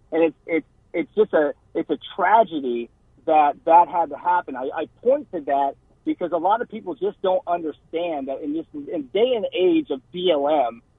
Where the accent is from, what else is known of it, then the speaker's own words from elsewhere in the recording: Lexington, Massachusetts, United States; born there; I was born in Lexington, Massachusetts, and as we know, that's where it all